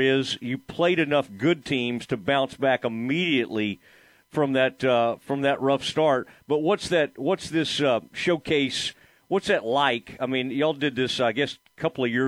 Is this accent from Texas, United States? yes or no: yes; the Metroplex, Texas, United States; I'm from the Metroplex myself